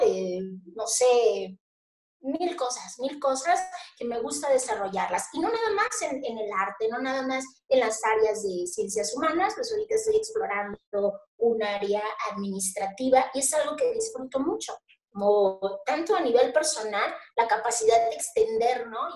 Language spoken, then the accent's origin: Spanish; Mazatlán, Sinaloa, Mexico; also born or lived in Torreón / Colombia / Mexico City; yo nací aquí en Mazatlán. Nací aquí, bueno, nací en Mazatlán, eh, la licenciatura y bueno, todo lo que es mi formación básica la estudié allí